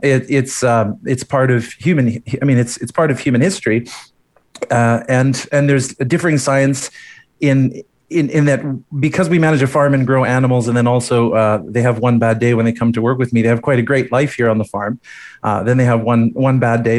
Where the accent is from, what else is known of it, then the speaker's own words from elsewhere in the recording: Edmonton, Alberta, Canada; also born or lived in Calgary; growing up in Edmonton